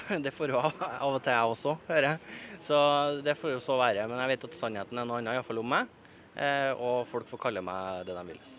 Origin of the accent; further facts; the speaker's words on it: Trøndelag, Norway; now in Oslo, Norway; Jeg hører hjemme i Trøndelag, og der kommer jeg alltid til å høre hjemme.